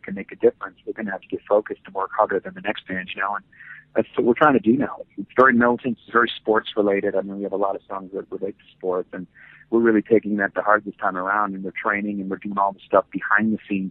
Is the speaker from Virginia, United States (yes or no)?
no; Muskegon, Michigan, United States; moved away; Muskegon, Michigan is the city where I grew up